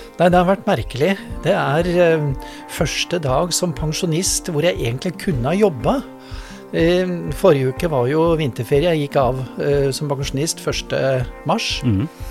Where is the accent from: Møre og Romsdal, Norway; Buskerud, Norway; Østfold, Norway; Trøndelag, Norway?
Buskerud, Norway; Drammen; also born or lived in Germany; jeg tilhører denne bydelen. Jeg vokste opp i Fjellsbyen.